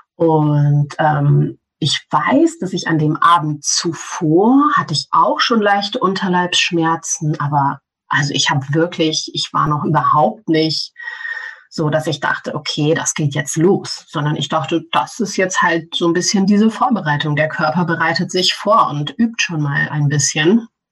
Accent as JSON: {"language": "German", "country": "Germany", "tie": "born or raised there", "said": "Ich bin in Deutschland aufgewachsen"}